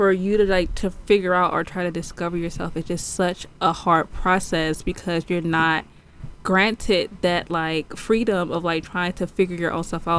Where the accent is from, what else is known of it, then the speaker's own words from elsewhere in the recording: Houston, Texas, United States; also born or lived in New Orleans; I was born in New Orleans and we moved to Houston after Katrina.